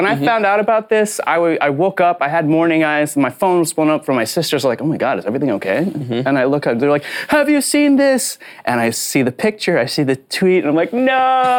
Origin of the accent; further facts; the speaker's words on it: Philippines; And oh yeah, also I am Filipino.